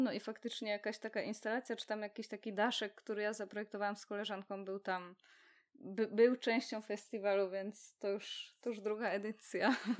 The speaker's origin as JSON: {"language": "Polish", "town": "Poznań", "region": "Greater Poland", "country": "Poland", "tie": "born or raised there", "said": "jesteśmy z Poznania"}